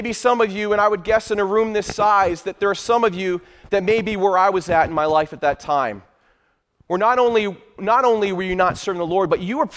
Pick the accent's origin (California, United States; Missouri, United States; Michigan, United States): Michigan, United States; I was born and raised in Michigan.